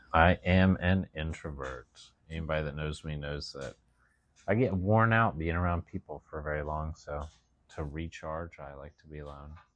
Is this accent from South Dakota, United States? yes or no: no; Southern West Virginia, United States; moved away; I grew up in the hills. of Southern West Virginia